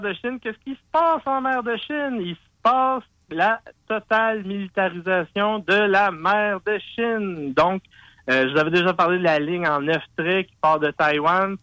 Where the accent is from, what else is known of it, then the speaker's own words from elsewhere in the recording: Quebec, Canada; je suis canadien, je suis québécois